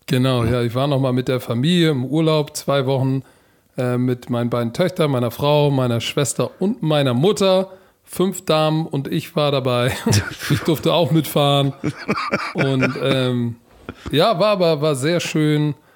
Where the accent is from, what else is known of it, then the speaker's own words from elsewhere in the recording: Germany; als Deutscher im American Football